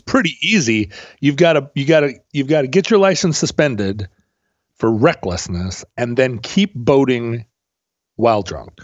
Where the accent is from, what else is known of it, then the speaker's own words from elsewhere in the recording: Alaska, United States; growing up in Alaska